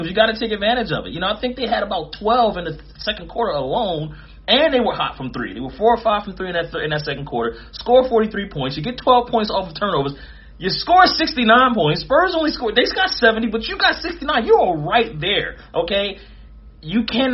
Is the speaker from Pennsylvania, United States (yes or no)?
yes; Philadelphia, Pennsylvania, United States; I'm from Philly, too